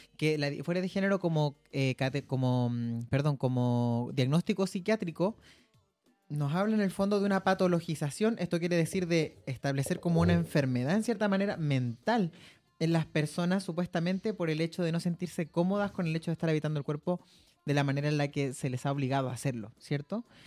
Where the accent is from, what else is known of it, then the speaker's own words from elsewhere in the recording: Antofagasta, Chile; moved away as an adult; now in Santiago, Chile; si estoy de donde yo nací, cuando yo estoy en Antofagasta